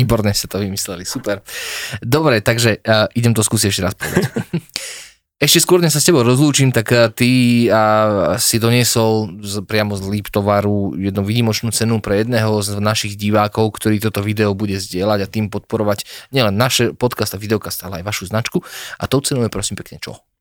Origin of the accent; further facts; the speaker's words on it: Slovakia; my sme Slováci